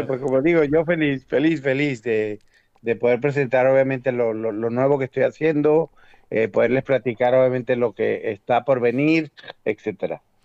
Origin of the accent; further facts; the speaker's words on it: Venezuela; moved away; also born or lived in Mexico; yo nací en Venezuela, yo vengo de un país latino